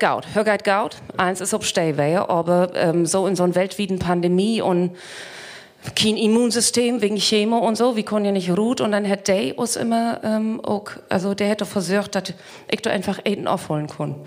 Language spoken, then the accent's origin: German; East Frisia, Lower Saxony, Germany; ich komme aus Spätzefeen